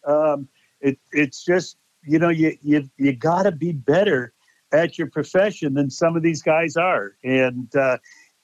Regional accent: Connecticut, United States; I'm from Connecticut

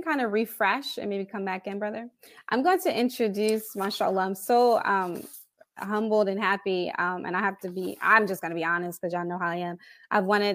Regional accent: Philadelphia, Pennsylvania, United States; born or raised there

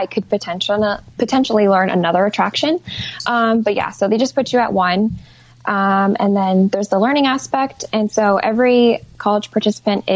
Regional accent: Bay Area, California, United States; moved away as an adult; now in Southern California, United States; I'm from the Bay Area too

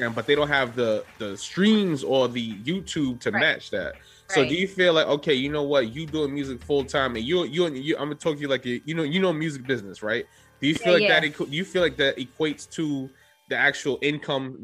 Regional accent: New York City, New York, United States; I'm from the Bronx. I lived here a long time

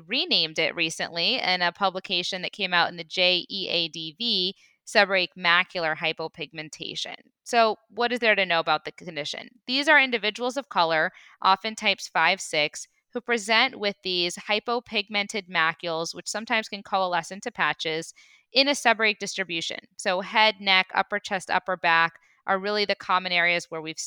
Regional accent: Midwest, United States; now in Los Angeles, United States; I'm actually from the Midwest

